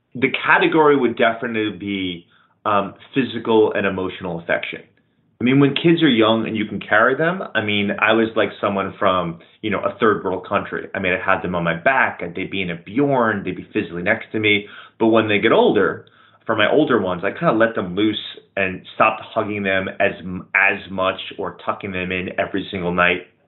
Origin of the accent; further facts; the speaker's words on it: New York, United States; as a New Yorker